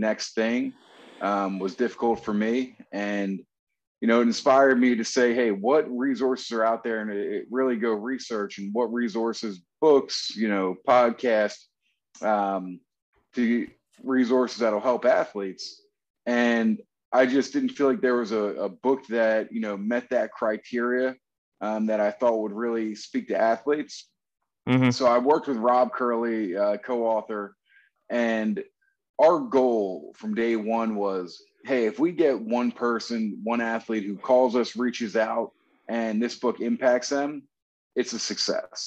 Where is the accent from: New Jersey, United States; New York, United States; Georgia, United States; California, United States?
New Jersey, United States; moved away as an adult; also born or lived in College Park, Maryland / Dallas, Texas; originally, you know, I'm from New Jersey.